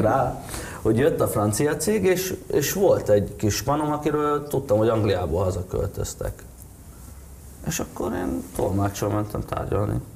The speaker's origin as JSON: {"language": "Hungarian", "country": "Hungary", "said": "én szeretem a hazánkat, nekem jó itt"}